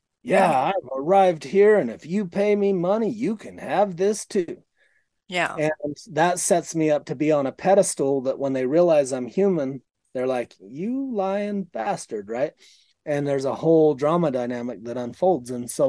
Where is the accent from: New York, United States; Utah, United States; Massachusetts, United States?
Utah, United States; born there; In my first 4 or 5 years, I was born into a polygamous community in southern Utah that I experienced.